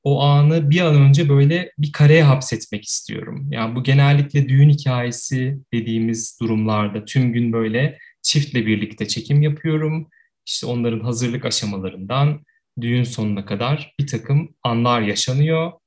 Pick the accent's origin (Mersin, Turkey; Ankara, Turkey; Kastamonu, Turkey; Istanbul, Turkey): Ankara, Turkey; 85 ee, yılında Ankara'da doğdum, Ankara'da büyüdüm.